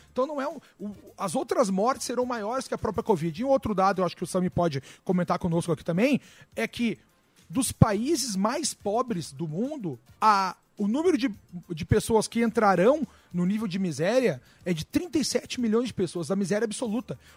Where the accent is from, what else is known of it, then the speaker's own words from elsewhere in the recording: Rio Grande do Sul, Brazil; no Rio Grande do Sul, de onde eu venho, as praias estão interditadas.